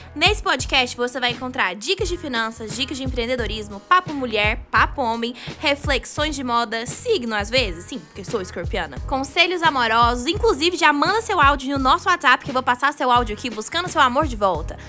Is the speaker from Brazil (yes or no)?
yes; Goiânia, Goiás, Brazil; sou de Goiânia, sou uma brasileira comum